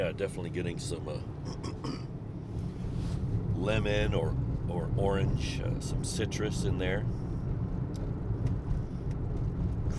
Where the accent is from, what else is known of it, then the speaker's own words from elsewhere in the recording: St. Charles, Missouri, United States; moved away as an adult; now in Japan; back in my hometown of St. Charles, Missouri